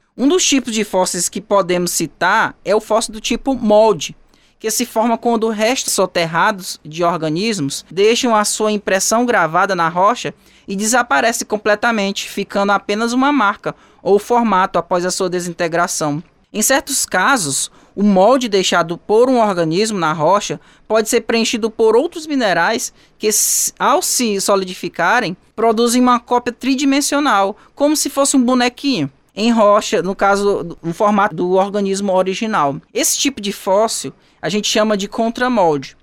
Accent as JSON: {"language": "Portuguese", "town": "Teresina", "region": "Piauí", "country": "Brazil", "tie": "born or raised there", "said": "da minha terra natal, que lá existe a Floresta Fossa, em Teresina"}